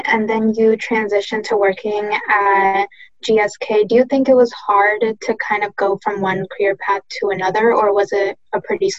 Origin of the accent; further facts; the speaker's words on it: Durham, North Carolina, United States; I was born and raised in Durham.